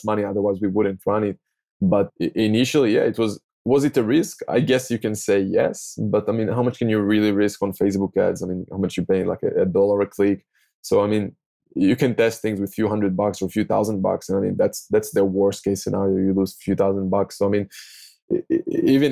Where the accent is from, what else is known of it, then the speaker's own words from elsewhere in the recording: Tel Aviv, Tel Aviv District, Israel; English is a second language; I'm from Tel Aviv, from Israel